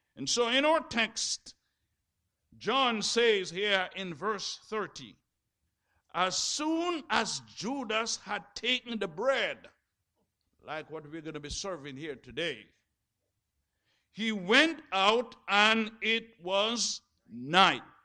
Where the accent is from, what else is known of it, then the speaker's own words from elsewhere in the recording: Jamaica; when I was growing up in Jamaica